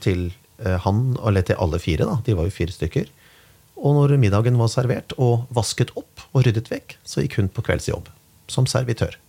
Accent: Kongsberg, Buskerud, Norway; moved away; hjemme på Kongsberg

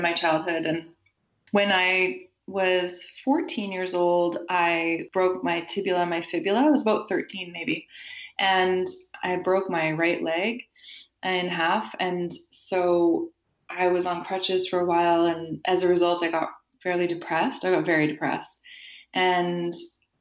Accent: White Rock, British Columbia, Canada; also born or lived in Montreal; now in Vancouver, Canada; I grew up in a small town outside of Vancouver, and it's a suburb

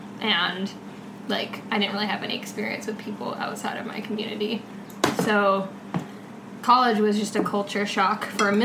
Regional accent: Marin County, California, United States; I'm from Marin County, which is... just really white, like, really wealthy

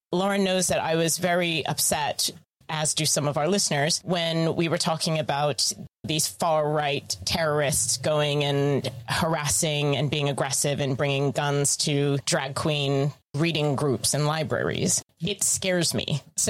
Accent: United States; I am also American.

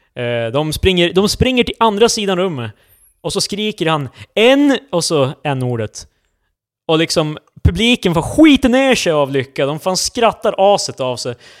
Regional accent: Luleå, Norrbotten County, Sweden; now in Stockholm, Sweden; Du och jag är ju från Luleå.

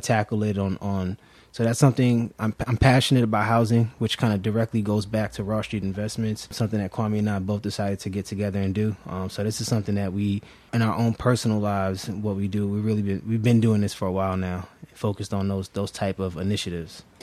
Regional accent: New York City, New York, United States; moved away as an adult; also born or lived in Germantown, Philadelphia; now in Philadelphia, United States; I'm originally from Brooklyn, New York

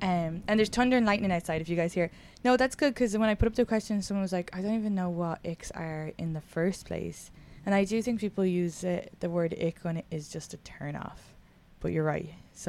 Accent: Leixlip, County Kildare, Ireland; So for the listeners, we're both from Leaslip, but the hill was like, okay, so there's a hill and people who lived at the top of the hill were Hillers, and then the people who lived at the bottom of the hill were Farranders.

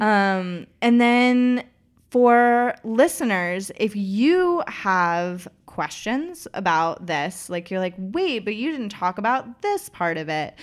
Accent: Knoxville, Tennessee, United States; born or raised there

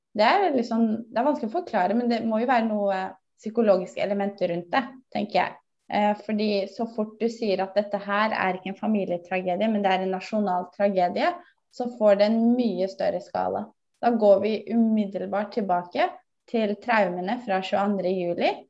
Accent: Bærum, Akershus, Norway; jeg kommer fra Bærum og har nærhet til Oslo

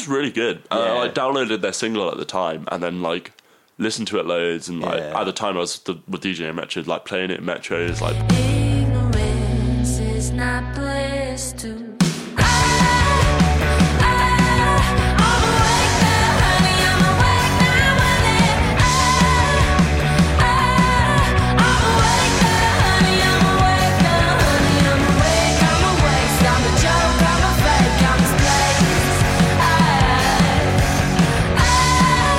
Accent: Portsmouth, South East England, United Kingdom; moved away; I grew up in Portsmouth

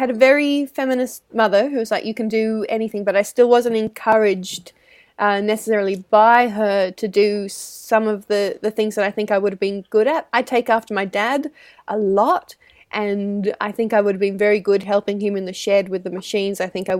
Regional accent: Australia; I'm Australian technically, and I think just in the Antipodes in general, women are more encouraged

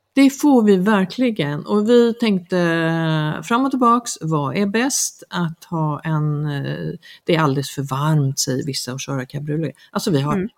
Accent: Sweden; now in Mallorca, Spain; vi är ju många svenskar som, som bor mm, alltså, mer eller mindre frekvent på ön

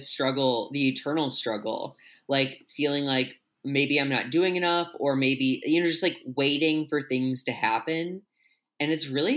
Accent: St. Louis, Missouri, United States; born or raised there; moved away

